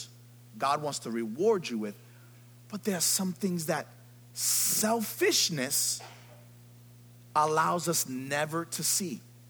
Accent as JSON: {"language": "English", "town": "New York City", "region": "New York", "country": "United States", "said": "I'm from the Bronx"}